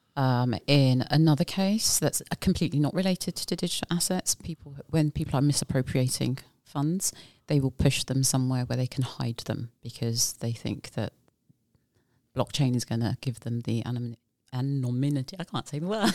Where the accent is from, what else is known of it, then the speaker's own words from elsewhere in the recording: United Kingdom; moved away as an adult; now in Bermuda; I am originally from the UK